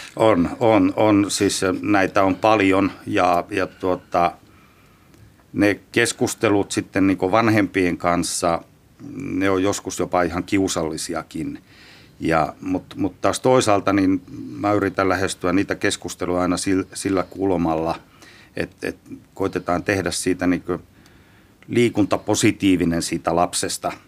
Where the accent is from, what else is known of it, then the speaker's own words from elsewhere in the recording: Rovaniemi, Lapland, Finland; moved away; Lapista Rovaniemeltä, Rovaniemeltä 70-luvulta jopa 60-luvun puolella on varmaan isäukko vienyt eka kertaa kentille, hiekkakentille.